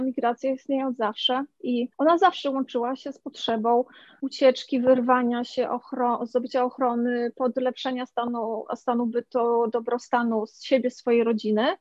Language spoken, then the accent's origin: Polish; Poland; urodziłam się w Polsce